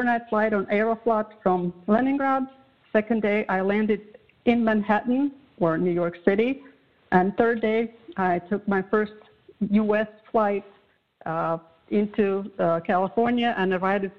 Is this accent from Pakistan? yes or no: no; Latvia; English is a second language; moved away as an adult; now in The Woodlands, United States; I was growing up in Soviet Union